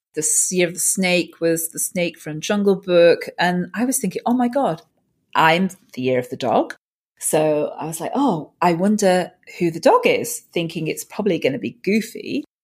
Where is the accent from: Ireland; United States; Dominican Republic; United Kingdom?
United Kingdom; Manchester, North West England; Manchester, the UK is my hometown